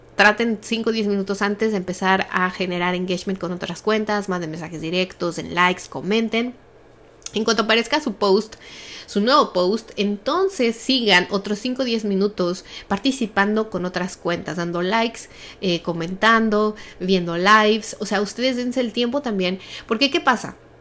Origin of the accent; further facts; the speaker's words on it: Mexico City, Mexico; yo crecí en un país, los que somos de México